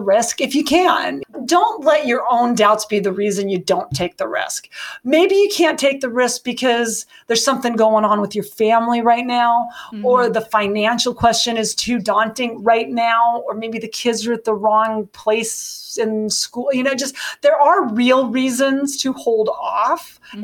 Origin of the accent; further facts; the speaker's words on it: Montana, United States; I'm from Montana